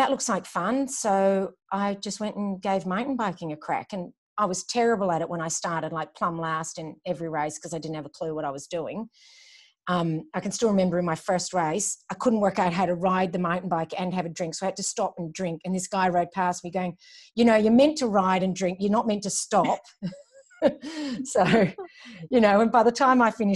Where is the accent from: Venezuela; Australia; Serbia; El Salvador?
Australia; Melbourne, Victoria; also born or lived in Glasgow, Scotland / Germany / Hawthorn, Melbourne; I just grew up in Baldwin and lived my teenage years there